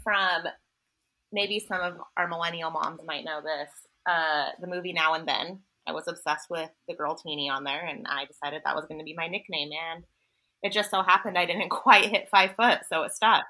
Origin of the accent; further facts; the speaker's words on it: Salt Lake City, Utah, United States; now in Las Vegas, United States; we were all born and raised in Salt Lake City and then kind of dispersed across the country